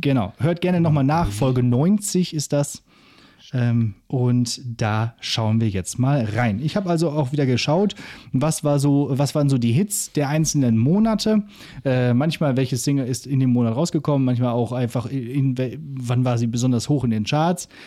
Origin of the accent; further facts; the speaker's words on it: Northern Germany, Germany; ich komme auch aus dem Norden